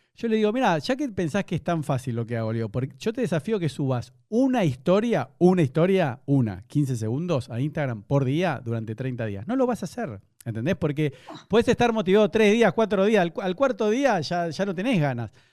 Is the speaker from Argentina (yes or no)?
yes; Argentina; now in Buenos Aires, Argentina; como buen argentino, igual nunca fui a Chile